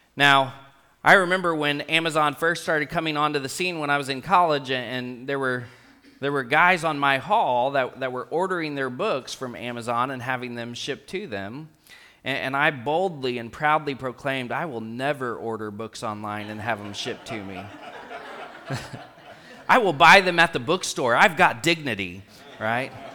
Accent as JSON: {"language": "English", "town": "Rockport", "region": "Texas", "country": "United States", "tie": "born or raised there", "said": "I grew up in Rockport, Texas"}